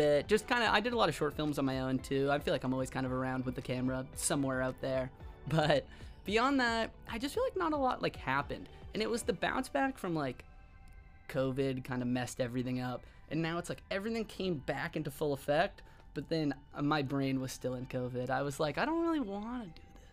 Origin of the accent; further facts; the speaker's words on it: Massachusetts, United States; I'm from Massachusetts